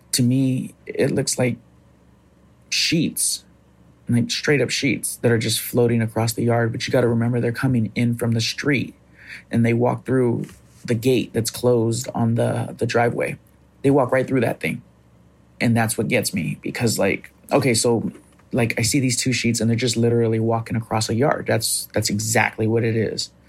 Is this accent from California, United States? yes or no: yes; Fresno, California, United States; I'm from Fresno, California.